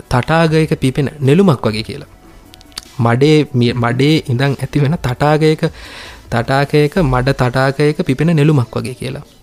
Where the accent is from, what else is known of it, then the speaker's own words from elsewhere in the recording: North Central Province, Sri Lanka; අපි ඇවිල්ලා උතුරු මැද කලාපේ අය නනේද